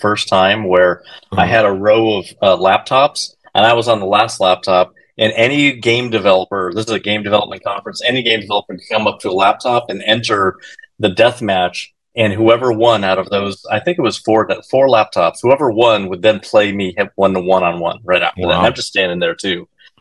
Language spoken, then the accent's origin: English; Arizona, United States; I grew up Mexican in Arizona, in the barrio, and you know everyone was speaking Spanglish